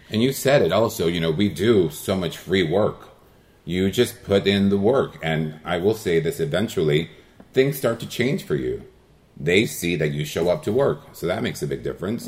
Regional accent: El Monte, California, United States; first language Spanish; English is a second language; I grew up in El Monte, California

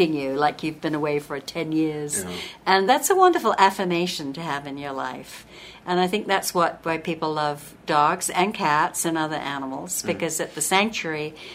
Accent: England, United Kingdom; also born or lived in southern Utah; now in Utah, United States; I'm originally from England. And I came here in 1971, so it's almost 40 years ago now, and I'm an American citizen now

